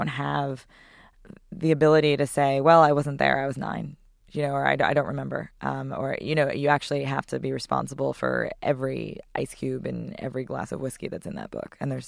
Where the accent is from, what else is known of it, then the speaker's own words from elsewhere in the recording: White Plains, New York, United States; White Plains.